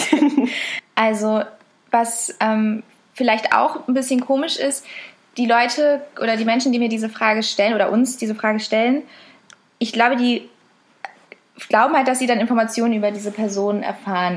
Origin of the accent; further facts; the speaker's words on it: Berlin, Germany; von uns auch viel eher als Berlinerin als so wirklich Deutsche